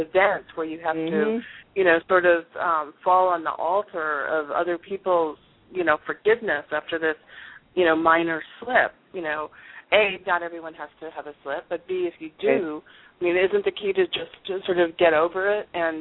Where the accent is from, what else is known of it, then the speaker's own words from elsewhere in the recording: East Coast, United States; also born or lived in North San Diego County, California; now in San Diego County, United States; I am actually originally from the East Coast, and now I'm in North San Diego County